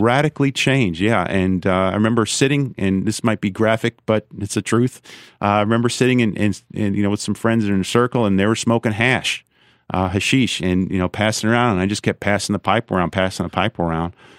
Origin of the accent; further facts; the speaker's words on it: New York, United States; also born or lived in Brooklyn / Long Island; I grew up in New York State, uh, born in Brooklyn, raised in Long Island and upstate